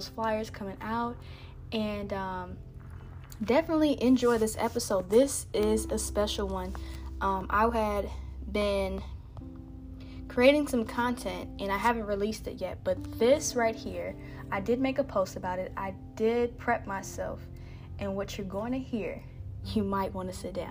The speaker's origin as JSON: {"language": "English", "region": "Indiana", "country": "United States", "moved": "yes", "lives_now": "Texas, United States", "said": "I'm from Indiana"}